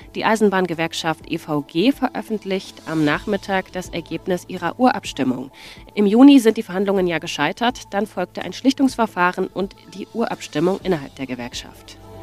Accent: Augsburg, Bavaria, Germany; also born or lived in Friedberg; ich bin in Friedberg geboren, aber in Augsburg auf die Schule gegangen

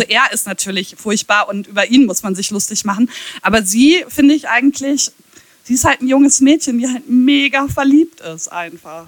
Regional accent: Ahaus, North Rhine-Westphalia, Germany; Jens Spahn und ich, wir kommen aus der gleichen Stadt

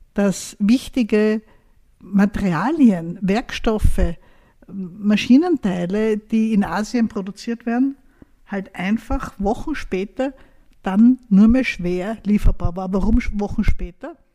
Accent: Austria; bei uns in Österreich

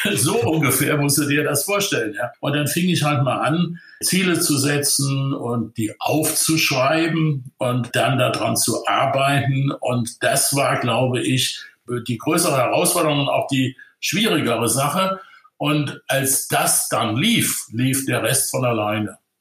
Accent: Ludwigshafen, Rhineland-Palatinate, Germany; ich bin ein einfacher Pfälzer Junge, der die ersten 24 Jahre seines Lebens in 250 Meter Entfernung der BASF groß geworden ist

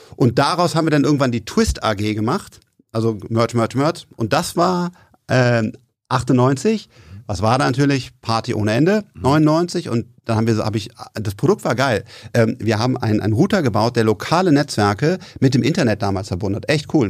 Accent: Bonn, North Rhine-Westphalia, Germany; wir kommen aus Bonn

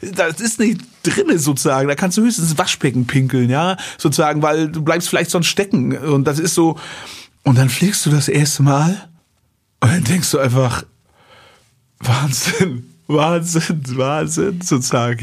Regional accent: Western Pomerania, Mecklenburg-Vorpommern, Germany; ich wachse in Vorpommern

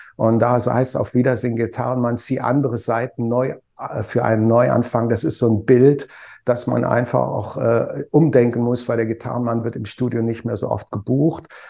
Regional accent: Trier, Rhineland-Palatinate, Germany; Ich komme aus der Stadt

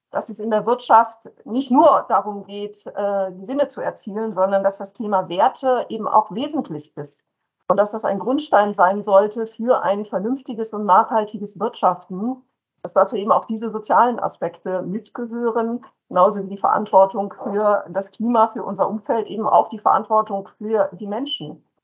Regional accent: Brussels, Brussels-Capital Region, Belgium; Ja, ich bin geboren und aufgewachsen in Brüssel in Belgien. Mein Vater hat bei der EU gearbeitet

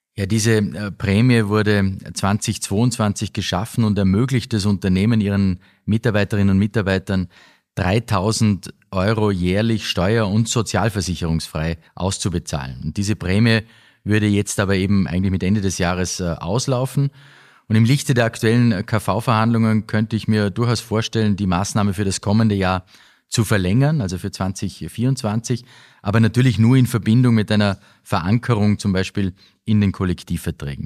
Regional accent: Austria; bei uns in Österreich

